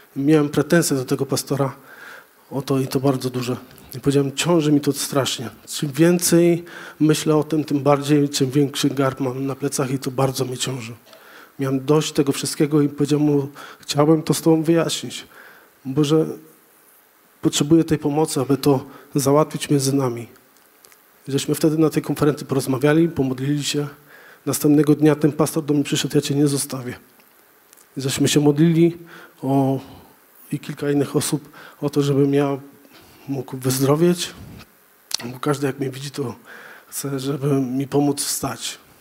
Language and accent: Polish; Żory, Silesian Voivodeship, Poland; wychowałem się w kościele, w zasadzie wolnych chrześcijan w Żorach